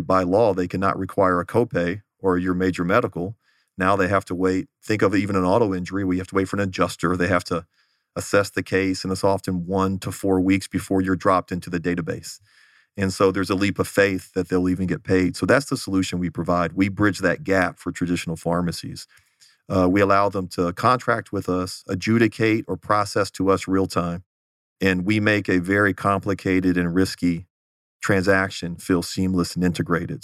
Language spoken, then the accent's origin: English; Houston, Texas, United States; moved away as an adult; also born or lived in Los Angeles; now in Phoenix, United States; grew up in the Houston area